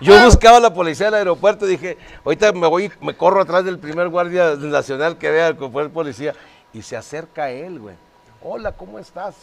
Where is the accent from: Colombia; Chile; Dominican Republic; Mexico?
Mexico; Torreón, Coahuila; yo soy de Torreón